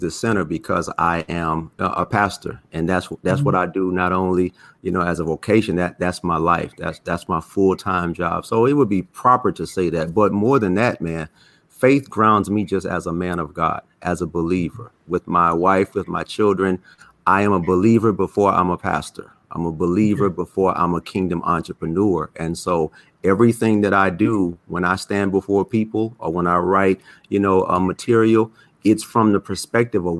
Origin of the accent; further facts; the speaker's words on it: Texas, United States; also born or lived in Baton Rouge, Louisiana; I am originally from Baton Rouge, Louisiana, but I moved to Texas in elementary school, and I grew up there